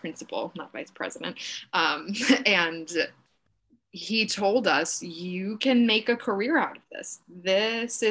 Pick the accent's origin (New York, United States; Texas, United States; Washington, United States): New York, United States; Oyster Bay; also born or lived in Syracuse; now in New York City, United States; I grew up just outside of New York City on Long Island in a small town called Oyster Bay.